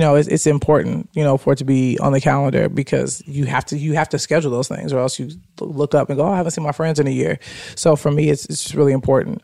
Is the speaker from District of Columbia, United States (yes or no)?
no; Chicago, Illinois, United States; moved away as an adult; now in Los Angeles, United States; … and I are from a similar area. I never knew the name of it, but he it's called Chatham